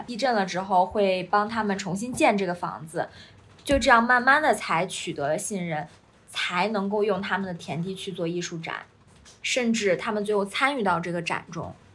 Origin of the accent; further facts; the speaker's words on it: China; 我们中国人